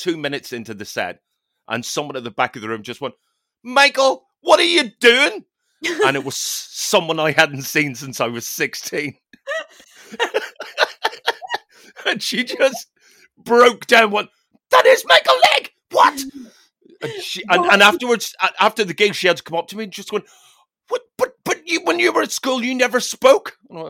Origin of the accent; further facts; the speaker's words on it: Newtownards, Northern Ireland, United Kingdom; And it was a gig in Bangor, County Down, which is, it's the rival town to my hometown, Newton Orange.